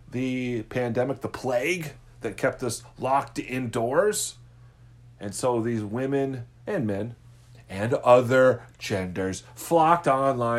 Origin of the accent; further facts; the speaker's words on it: Midwest, United States; I'm from the Midwest.